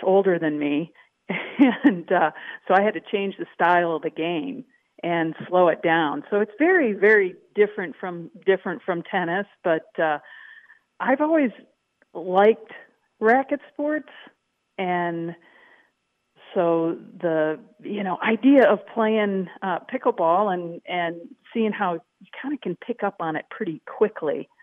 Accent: Madison, Wisconsin, United States; moved away as an adult; also born or lived in Texas; Growing up in Madison, Wisconsin, near the stadium, Camp Randall, I'm always a Badger at heart.

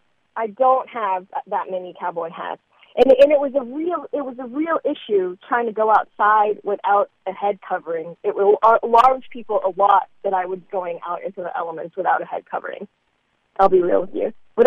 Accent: Dallas, Texas, United States; moved away; also born or lived in Atlanta, Georgia; I grew up in Dallas, in this really urban part of Dallas. So I'm a big city girl.

